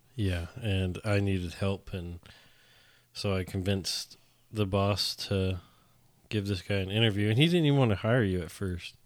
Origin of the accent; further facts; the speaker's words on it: Northern California, United States; moved away as an adult; now in Texas, United States; come from Northern California where everybody votes correctly